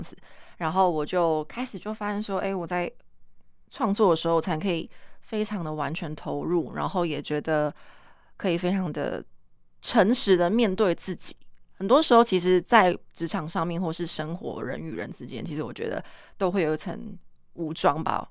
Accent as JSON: {"language": "Chinese", "region": "Kaohsiung", "country": "Taiwan", "said": "其实我是高雄人"}